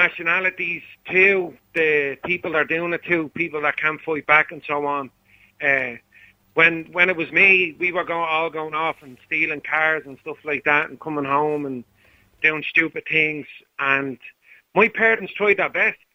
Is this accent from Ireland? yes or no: yes; Dublin, Leinster, Ireland; I grew up in Blanchardstown